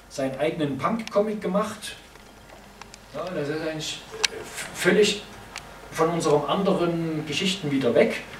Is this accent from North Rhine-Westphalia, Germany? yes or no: no; Chemnitz, Saxony, Germany; ich komme aus Chemnitz, da hat ein Superhelden Captain Chemnitz äh, für sich entwickelt